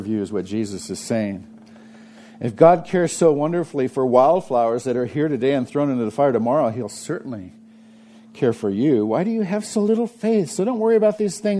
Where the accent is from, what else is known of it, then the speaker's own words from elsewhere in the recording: United States; I'm 100% American. I'm an American.